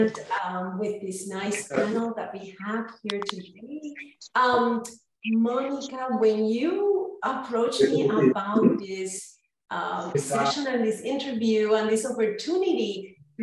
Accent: Humacao, Puerto Rico; moved away as an adult; also born or lived in Florida; now in North Carolina, United States; I was born and raised in Humacao, Puerto Rico, and educated there

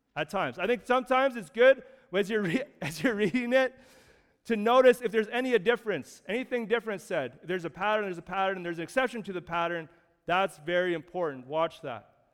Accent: Canada

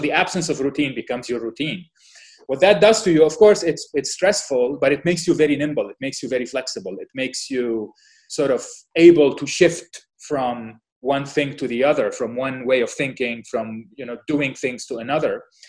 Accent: Lebanon; moved away as an adult; also born or lived in United States / North Dakota / Washington, D.C. / Philadelphia; now in Doha, Qatar; I was born in Lebanon, right before the war started, so in the early 70s. I grew up in Lebanon during the war

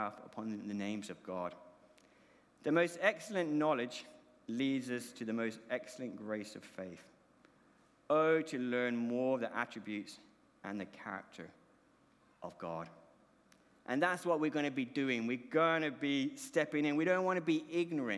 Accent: Colombia; moved away; My accent is because I was born overseas, born in the Republic of Colombia.

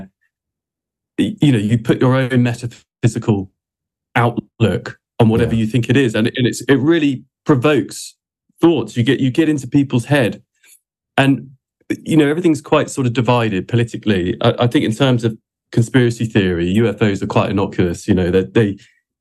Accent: Dorset, South West England, United Kingdom; I grew up in Dorset

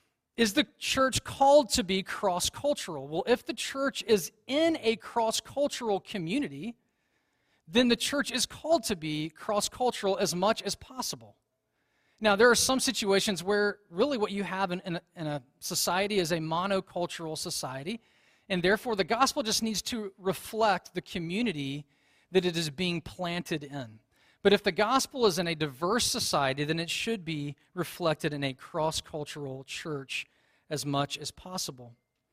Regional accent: the Deep South, United States; moved away as an adult; also born or lived in China; as a young man growing up in the South

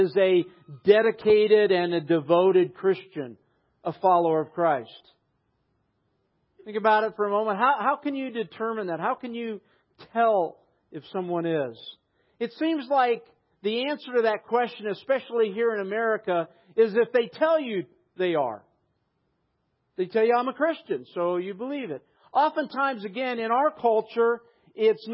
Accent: United States; I'm an American

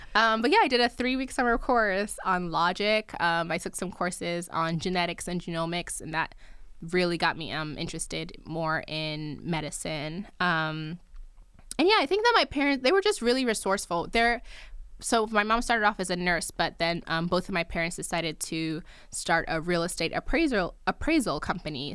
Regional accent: New Jersey, United States; also born or lived in Nigeria; I'm Nigerian, I was born in Nigeria, but I grew up in New Jersey

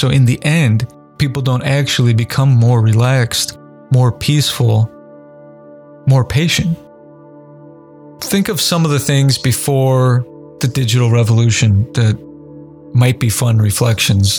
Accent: Indiana, United States; Basketball was my main sport as a kid, growing up in Indiana especially

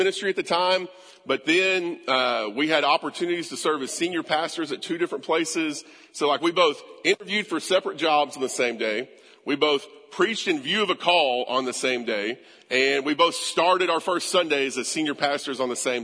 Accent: United States; we'd say we're Americans. American pride, right? Like, man, I'm an American

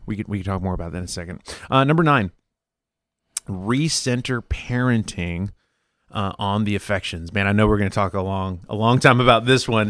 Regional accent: Mexico; growing up in Mexico with family

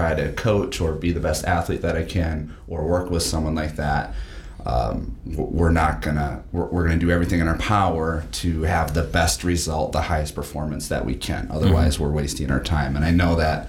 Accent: Waupaca, Wisconsin, United States; I grew up in Waupaca, Wisconsin

